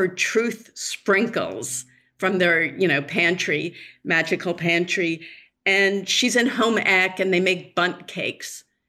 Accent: Newton, Massachusetts, United States; moved away as an adult; also born or lived in Los Angeles; I grew up in Newton.

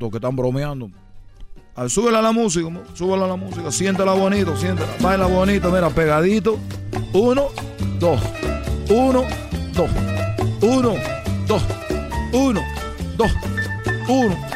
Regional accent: Cuba; Somos de Cuba, chicos.

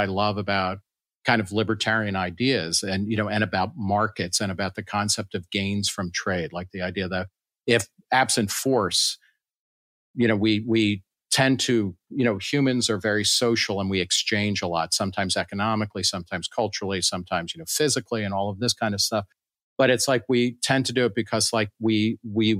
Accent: New York City, New York, United States; also born or lived in Lower Manhattan; I was born in Brooklyn. I live in Lower Manhattan

